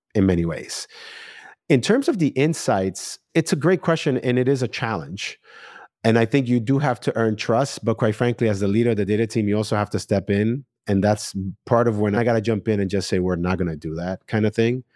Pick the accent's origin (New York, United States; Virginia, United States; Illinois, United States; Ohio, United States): New York, United States; I'm a New Yorker